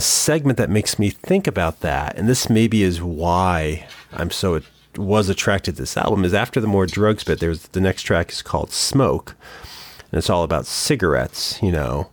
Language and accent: English; small town Connecticut, United States; when I was in K, small town Connecticut